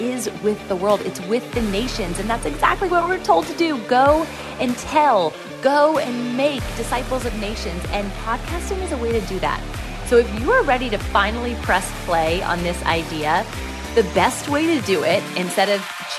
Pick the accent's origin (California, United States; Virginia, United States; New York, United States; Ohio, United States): Virginia, United States; Virginia Beach; It'll be in Virginia Beach, Virginia, and that's my hometown.